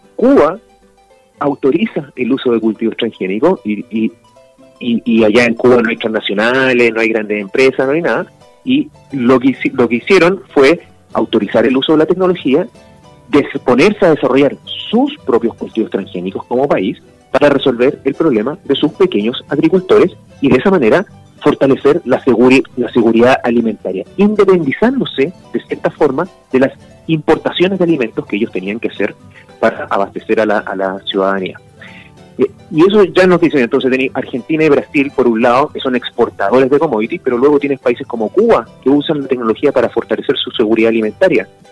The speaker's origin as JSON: {"language": "Spanish", "country": "Chile"}